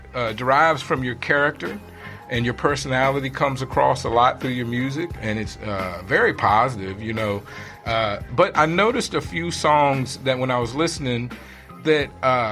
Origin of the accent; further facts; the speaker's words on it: Richmond, Virginia, United States; I came from Richmond, Virginia, and I'm new out here, so I try to bring a new perspective when I speak to people.